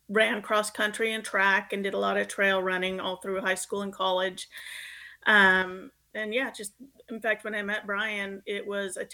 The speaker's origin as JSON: {"language": "English", "region": "California", "country": "United States", "tie": "born or raised there", "also_born_or_lived": "Colorado / North Carolina", "moved": "as an adult", "lives_now": "Washington, United States", "said": "I live in Washington right now, but I grew up in California"}